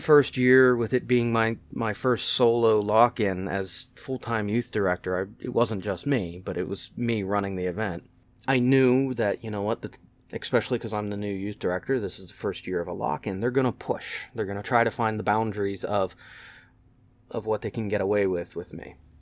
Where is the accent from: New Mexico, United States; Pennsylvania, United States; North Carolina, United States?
Pennsylvania, United States; Western; I grew up in Western Pennsylvania